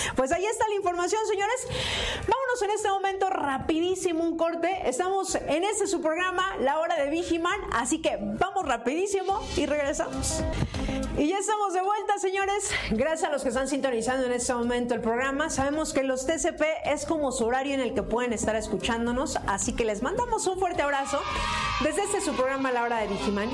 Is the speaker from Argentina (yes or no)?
no; Mexico